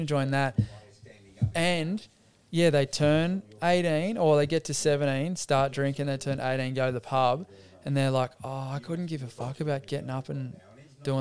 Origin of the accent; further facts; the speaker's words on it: Wagga Wagga, New South Wales, Australia; I grew up in Wagga, the city of good sports.